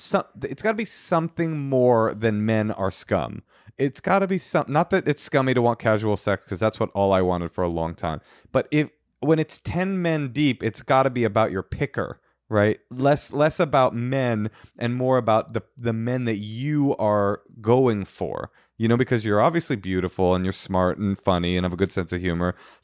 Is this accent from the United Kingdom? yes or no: no; Canada; I'm Canadian.